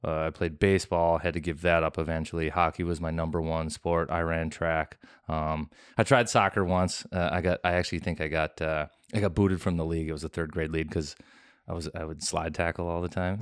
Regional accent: Minnesota, United States; just Minnesota, grew up

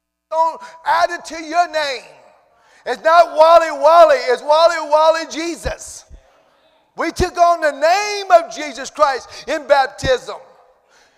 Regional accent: Cajun, Louisiana, United States; accent: Cajun; I feel my Cajun accent wanting to come out this morning

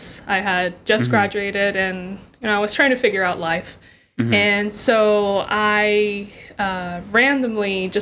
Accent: Honduras; now in United States; I'm originally from Honduras.

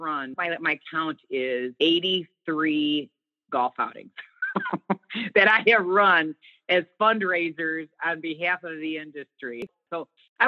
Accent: Chicago, Illinois, United States; I'm from Chicago

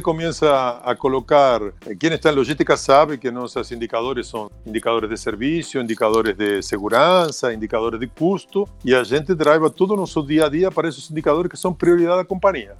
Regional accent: Argentina; accent: Argentine; Portuguese is a second language; moved away as an adult; also born or lived in Miami; now in São Paulo, Brazil; eu sou argentino, mas moro aqui no Brasil mais de 15 anos

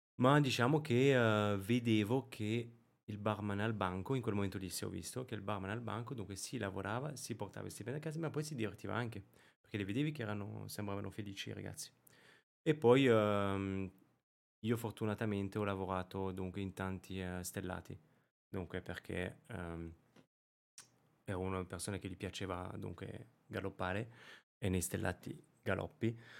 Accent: Périgord, Nouvelle-Aquitaine, France; born or raised there; Italian is a second language; moved away as an adult; also born or lived in Rome, Italy / Monte Carlo / Caribbean; now in Milan, Italy

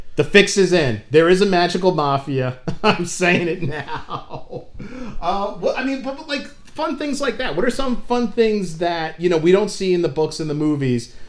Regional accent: United States; I'm an American

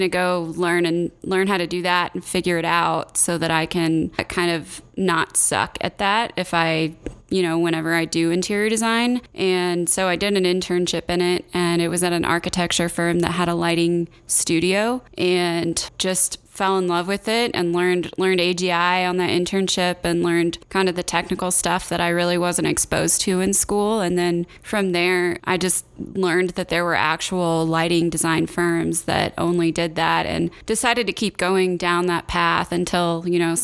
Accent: Indiana, United States; moved away as an adult; also born or lived in Georgia / Minneapolis / New York City / Chicago; now in Denver, United States; I'm originally from Indiana

